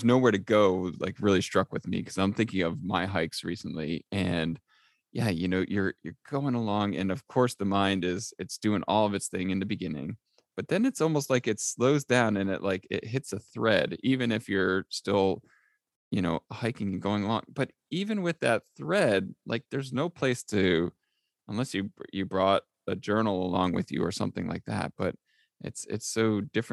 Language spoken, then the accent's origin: English; Easton, Connecticut, United States; I grew up in Easton, Connecticut